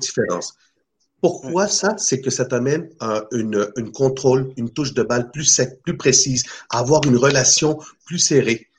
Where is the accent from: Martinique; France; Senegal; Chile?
Chile; now in Canada; depuis tout jeune, moi je viens de l'Amérique du Sud, euh, du mm. Chili